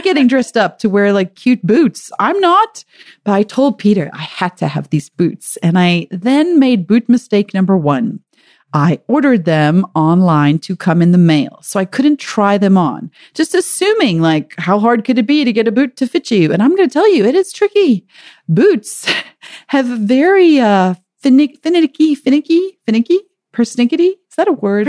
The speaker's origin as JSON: {"language": "English", "country": "South Africa", "tie": "born or raised there", "moved": "yes", "lives_now": "United States", "said": "growing up in South Africa"}